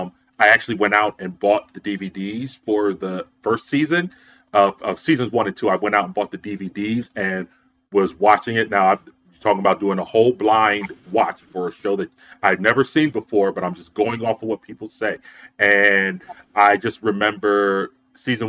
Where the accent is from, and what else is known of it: Philadelphia, Pennsylvania, United States; born or raised there